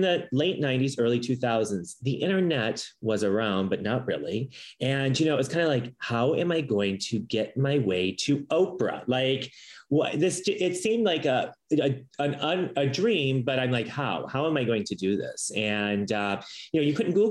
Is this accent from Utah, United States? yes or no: no; Allen Park, Michigan, United States; moved away; I'm originally from Allen Park, Michigan.